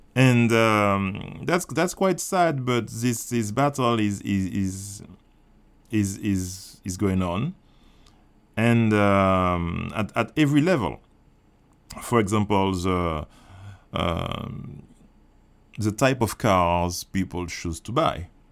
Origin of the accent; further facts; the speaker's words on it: Martinique; I grew up in Martinique